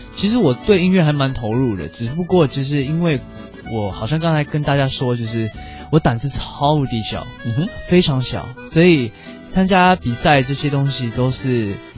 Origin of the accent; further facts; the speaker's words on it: Singapore; 我是来自新加坡的